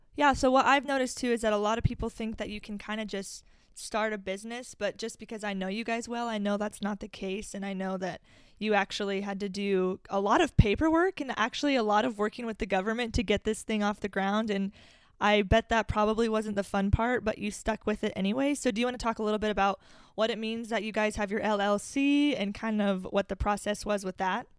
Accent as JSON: {"language": "English", "town": "Omaha", "region": "Nebraska", "country": "United States", "tie": "born or raised there", "said": "we are in my hometown, Omaha, Nebraska"}